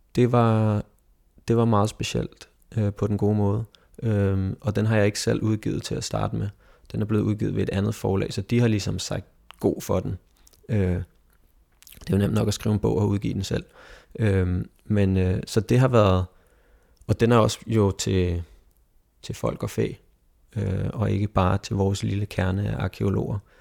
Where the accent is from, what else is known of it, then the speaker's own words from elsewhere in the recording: Egedal, Capital Region of Denmark, Denmark; vores Egedal, hvor jeg kommer fra